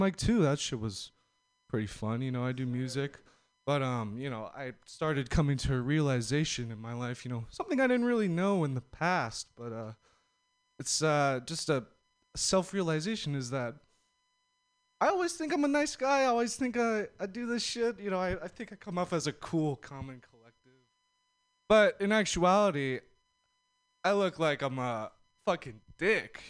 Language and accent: English; Los Angeles, California, United States; I'm from L.A., SoCal